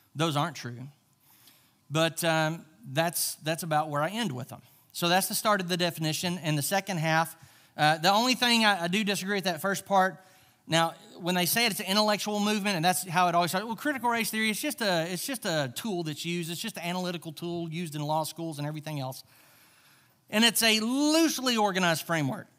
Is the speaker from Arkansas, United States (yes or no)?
yes; Charleston, Arkansas, United States; I grew up in the South. I grew up, uh, in Charleston, Arkansas